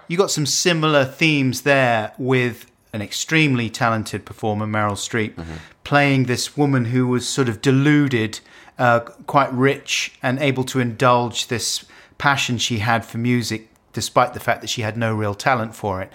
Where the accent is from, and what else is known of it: United Kingdom